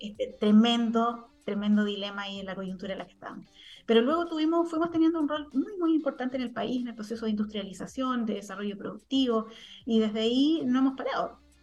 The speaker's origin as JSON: {"language": "Spanish", "town": "Santiago", "region": "Santiago Metropolitan Region", "country": "Chile", "also_born_or_lived": "Tarapacá Region", "moved": "as an adult", "said": "yo como santiaguina"}